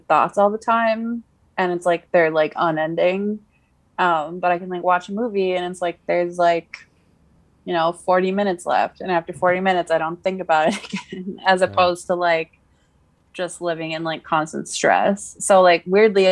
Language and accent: English; California, United States; I was born in California